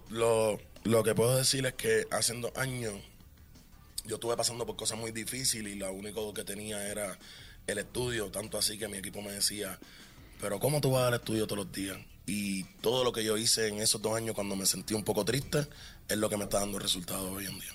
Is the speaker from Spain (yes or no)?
no; Carolina, Puerto Rico; nací en Puerto Rico